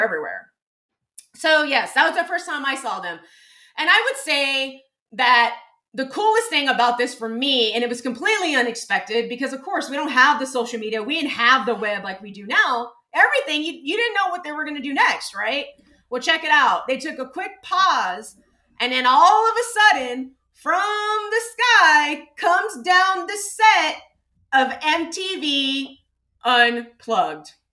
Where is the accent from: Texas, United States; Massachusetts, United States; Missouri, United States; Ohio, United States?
Texas, United States; San Antonio; I grew up in San Antonio